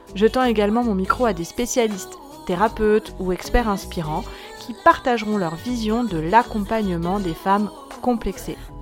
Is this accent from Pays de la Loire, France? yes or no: yes; Nantes, Pays de la Loire, France; moved away as an adult; now in south of France, France; Je suis originaire de Nantes, où j'ai vécu une enfance